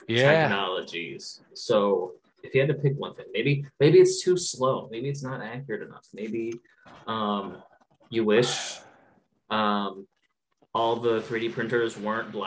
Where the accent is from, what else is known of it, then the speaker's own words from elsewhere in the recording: United States; as like an American